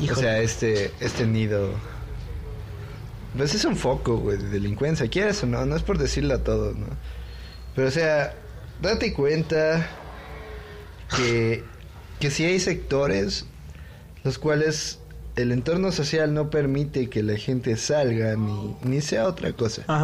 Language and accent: Spanish; Mexico; O sea, yo acepto que pues somos Mexi hay mexicanos güeros, hay mexicanos los afrodescendientes, o sea, hay de todo, ¿no?